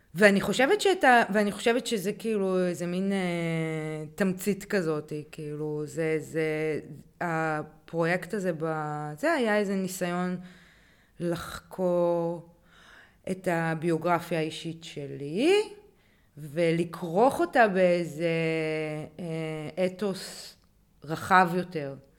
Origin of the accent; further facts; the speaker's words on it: Hanita, Northern District, Israel; גדלתי בקיבוץ שיתופי